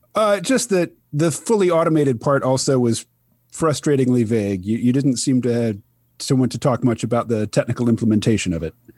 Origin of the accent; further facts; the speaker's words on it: Kansas City, Missouri, United States; now in Bellows Falls, United States; I grew up mostly in Kansas City, Missouri